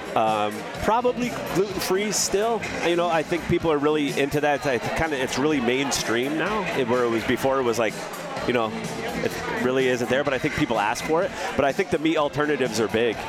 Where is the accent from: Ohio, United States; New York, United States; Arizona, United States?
New York, United States; Binghamton; I'm from Binghamton, so not too far away